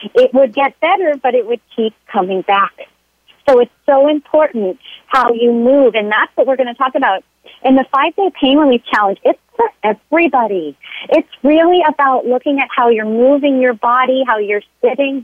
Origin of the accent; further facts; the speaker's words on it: Florida, United States; now in San Diego, United States; I grew up in, in Florida